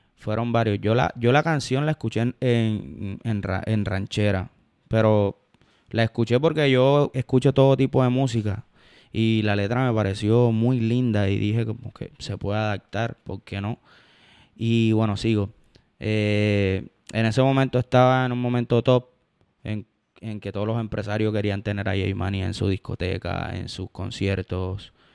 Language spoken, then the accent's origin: Spanish; Cartagena, Bolívar, Colombia; Yo soy champetudo porque soy cartagenero, porque crecí escuchando champeta